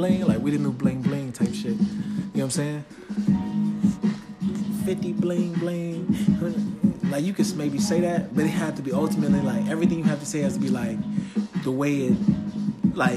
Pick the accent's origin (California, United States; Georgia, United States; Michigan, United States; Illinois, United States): Illinois, United States; Chicago; I'm from Chicago